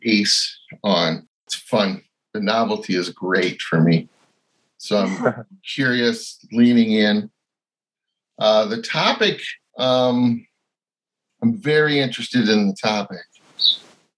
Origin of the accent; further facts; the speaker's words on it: United States; I hail from Dakota country